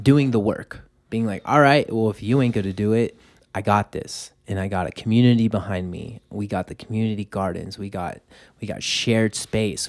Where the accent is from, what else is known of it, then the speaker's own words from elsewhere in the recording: Los Angeles, California, United States; now in Boulder, United States; I was born and raised in Los Angeles. I grew up in traffic